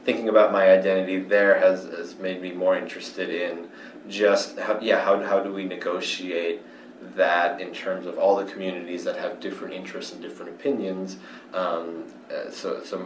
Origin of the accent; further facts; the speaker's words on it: United States; growing up as Asian American